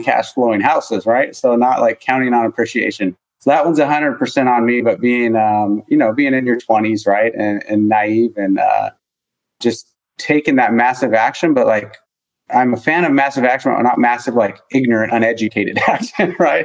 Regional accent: Montana, United States; moved away; also born or lived in Sacramento area, California; I'm from Montana

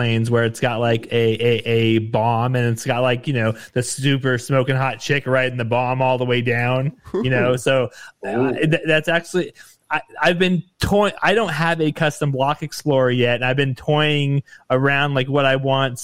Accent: Nevada, United States; I grew up in Nevada

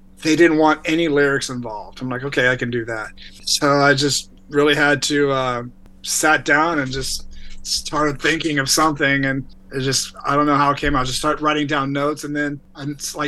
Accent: Texas, United States; moved away; also born or lived in Northern Virginia / Washington, D.C. / California; I grew up in Texas, and then my family moved to Northern Virginia, right outside of DC. That's where I finished high school.

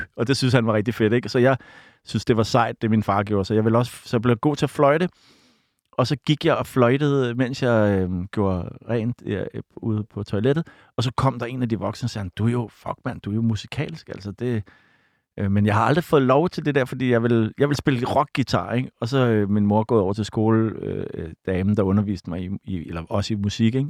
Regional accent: Copenhagen, Capital Region of Denmark, Denmark; mit sted Bodenhof, hvor jeg voksede op

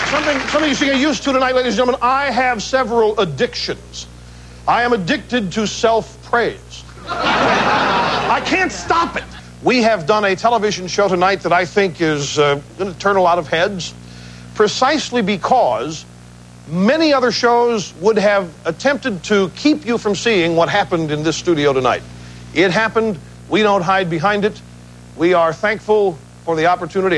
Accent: Midwest, United States; I was born in the Midwest

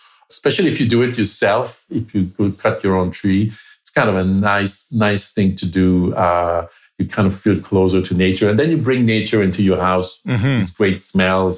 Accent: Quebec, Canada; I was raised in Quebec

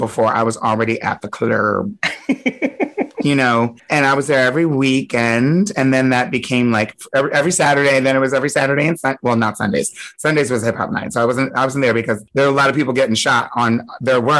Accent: Delaware, United States; also born or lived in Hershey, Pennsylvania; now in New York, United States; I grew up in Delaware, but I was born in Pennsylvania, in Hershey, Pennsylvania

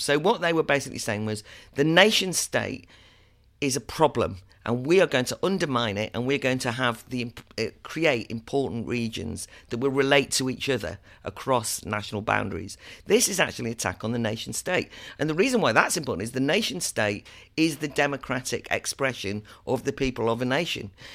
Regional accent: Wales, United Kingdom; I'm from Wales. I have family in Wales

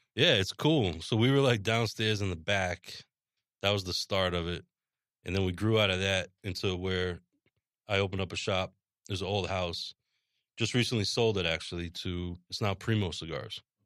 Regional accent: Rye, New York, United States; moved away; also born or lived in Massachusetts; I grew up right outside in Rye, Westchester

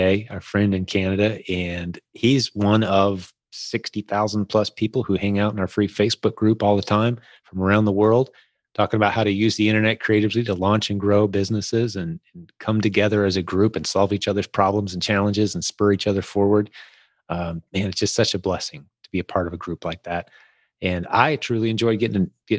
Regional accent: United States; I'm known as the American when I come in.

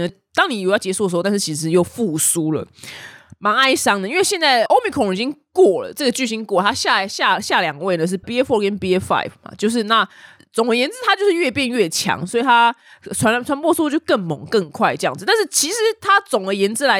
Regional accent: Taiwan; 所以相较之下，我们台湾人的上涨幅度比较大化。

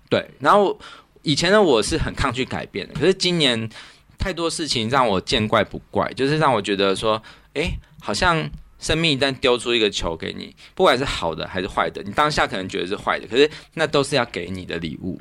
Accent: Zhongli, Taoyuan, Taiwan; moved away; 虽然说中立是我故乡，但是其实我感到很陌生

